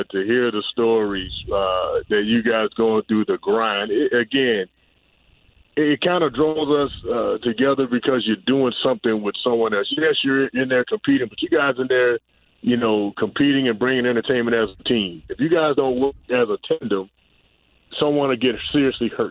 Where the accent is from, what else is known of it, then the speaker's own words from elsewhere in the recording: Pensacola, Florida, United States; also born or lived in Tampa Bay; now in Tampa, United States; I'm up from Pensacola, Florida